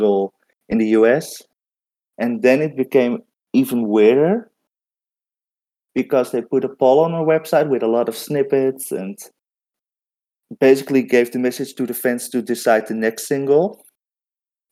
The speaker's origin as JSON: {"language": "English", "country": "Netherlands", "said": "I'm from the Netherlands"}